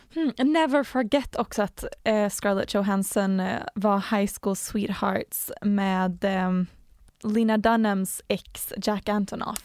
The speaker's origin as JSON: {"language": "Swedish", "country": "Sweden", "said": "som svensk"}